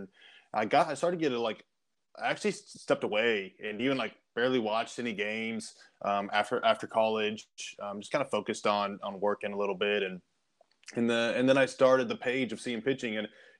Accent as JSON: {"language": "English", "town": "Kansas City", "region": "Kansas", "country": "United States", "tie": "born or raised there", "said": "so originally from Kansas City area, I grew up on the Kansas side."}